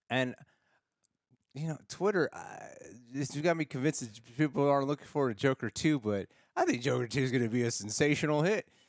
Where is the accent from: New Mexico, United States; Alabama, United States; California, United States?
California, United States; Los Angeles; I grew up here in Los Angeles, uh, born and raised in the valley